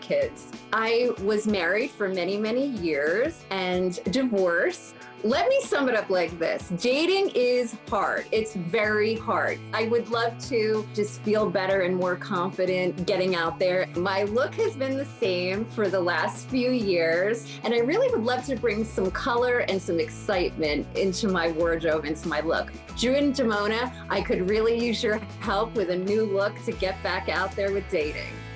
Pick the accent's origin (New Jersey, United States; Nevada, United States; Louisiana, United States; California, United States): New Jersey, United States; Carteret; I'm from Carteret, New Jersey